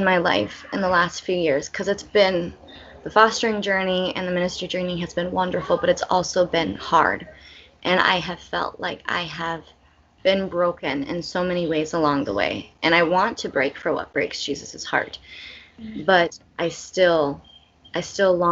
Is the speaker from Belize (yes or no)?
yes; Belize; born or raised there